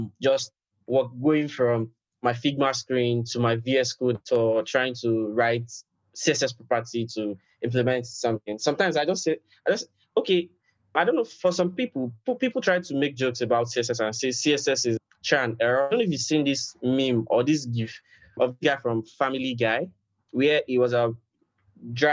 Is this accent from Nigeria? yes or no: yes; Nigeria; I'm from Nigeria